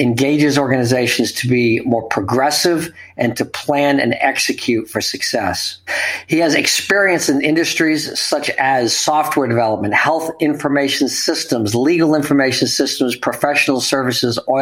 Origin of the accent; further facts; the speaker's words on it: United States; I'm from America